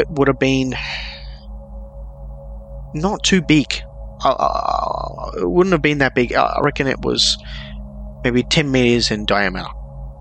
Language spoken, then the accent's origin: English; Melbourne, Victoria, Australia; I'm from Melbourne, Australia, which is known for a couple of incidents that have happened here